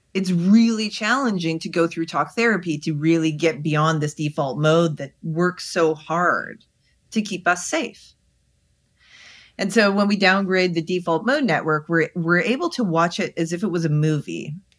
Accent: Canada; I'm Canadian

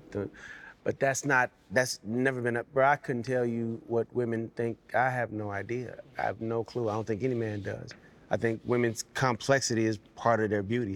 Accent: Las Vegas, Nevada, United States; also born or lived in Camden, Arkansas; was born there, did the majority of my growing up in Las Vegas

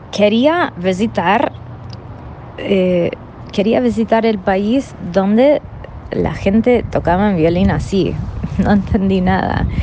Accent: California, United States; Spanish is a second language; moved away as an adult; also born or lived in Kansas City; now in Buenos Aires, Argentina; Estoy radicada acá en Buenos Aires em, desde 2002 vengo de Estados Unidos, em, y antes de mudarme acá vivía en Kansas City, que es bien en el medio del país, pero soy de California.

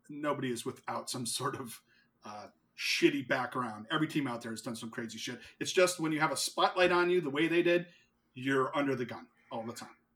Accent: New England, United States; I'm so honest. I'm from New England, so we don't know about that.

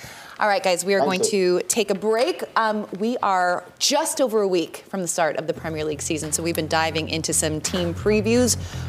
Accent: Chicago, Illinois, United States; when I was abroad and I would tell people that I was from Chicago

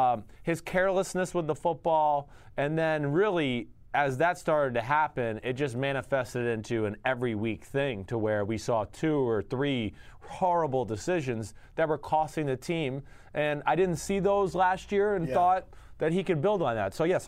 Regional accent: Boston, Massachusetts, United States; Hey, I'm from Boston.

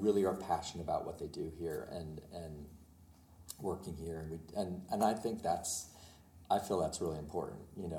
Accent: Pennsylvania, United States; I grew up in Pennsylvania, it was like 2 hours from New York City

